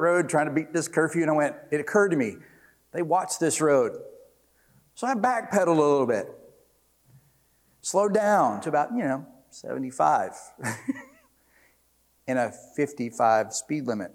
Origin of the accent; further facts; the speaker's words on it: Jackson, Mississippi, United States; I grew up in Jackson, so I was dating this girl in Jackson. I lived in Jackson